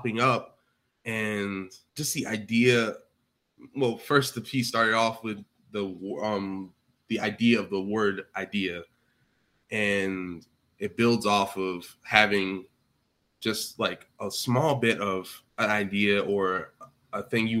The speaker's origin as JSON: {"language": "English", "region": "Georgia", "country": "United States", "said": "I'm from Georgia."}